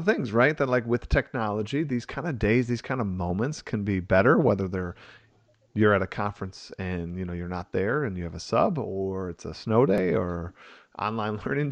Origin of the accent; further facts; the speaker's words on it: Wisconsin, United States; growing up in Wisconsin